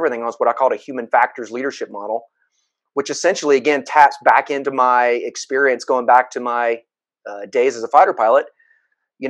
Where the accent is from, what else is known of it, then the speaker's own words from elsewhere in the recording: Atlanta, Georgia, United States; I come from the Atlanta, Georgia area. I actually live here now, but I was born and raised here.